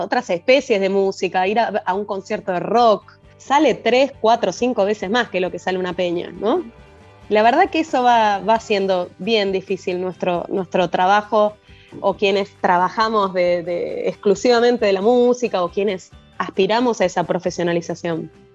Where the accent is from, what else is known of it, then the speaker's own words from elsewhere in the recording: Buenos Aires, Argentina; Nosotros somos de la ciudad de Buenos Aires